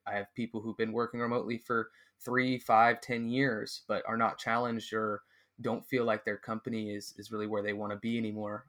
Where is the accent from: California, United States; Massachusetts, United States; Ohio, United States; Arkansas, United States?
California, United States; moved away as an adult; also born or lived in Mexico; I'm from California